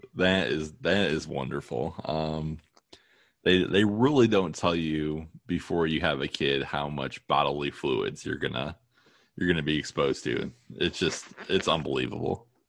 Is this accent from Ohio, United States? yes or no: yes; Toledo, Ohio, United States; also born or lived in Maine; I grew up in Maine and we moved to Toledo when I was six